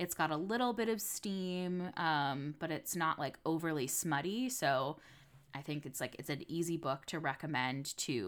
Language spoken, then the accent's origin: English; New England, United States; I grew up in New England, like with the Atlantic Ocean.